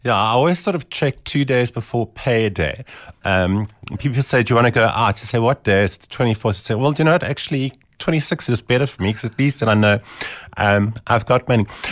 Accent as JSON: {"language": "English", "region": "Eastern Cape", "country": "South Africa", "moved": "yes", "lives_now": "Johannesburg, South Africa", "said": "I was from the Eastern Cape"}